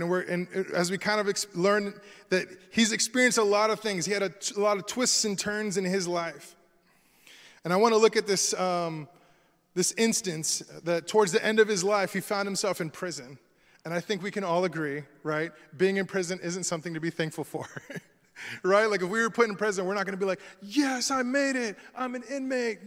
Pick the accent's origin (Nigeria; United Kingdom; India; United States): United States; Florida; I'm from Florida, right? So I'm born and raised here